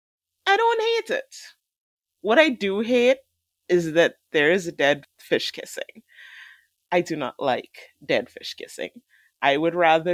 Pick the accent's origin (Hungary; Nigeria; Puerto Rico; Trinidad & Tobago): Trinidad & Tobago; I am from Trinidad.